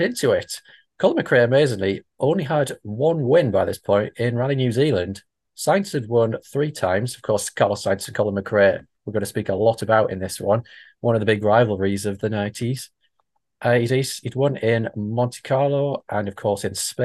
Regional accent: County Durham, North East England, United Kingdom; accent: Geordie (Byker Grove); my accent is indeed from Biker Grove. So yeah, someone born in County Durham

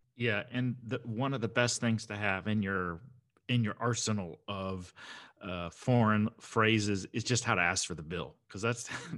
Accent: United States; I'm American

